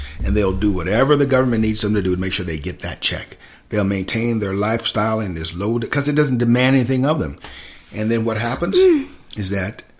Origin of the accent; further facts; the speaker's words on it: Selma, Alabama, United States; moved away; I think about my hometown